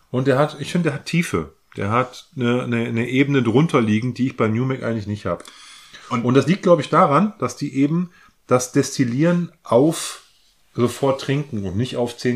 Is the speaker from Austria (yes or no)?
no; Northern Germany, Germany; ich komme ja aus, aus Norddeutschland, bin ein Kornkind, ne?